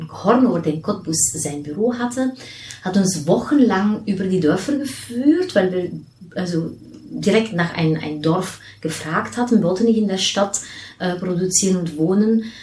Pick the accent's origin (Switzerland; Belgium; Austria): Belgium; also born or lived in Nigeria; wenn man als Belgierin mit handgemachter Schokolade aufwächst, dann in Nigeria wohnt gar keine Schokolade kriegt